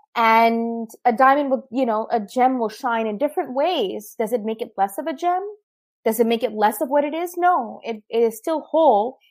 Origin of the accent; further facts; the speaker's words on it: Pakistan; moved away; as a Pakistani